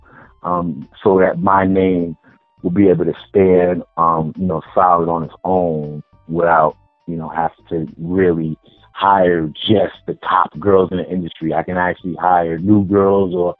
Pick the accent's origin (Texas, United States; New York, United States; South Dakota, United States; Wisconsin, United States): New York, United States; New York City; moved away; being a New Yorker and somebody from the East Coast, you know, we have that hustler, you know, mentality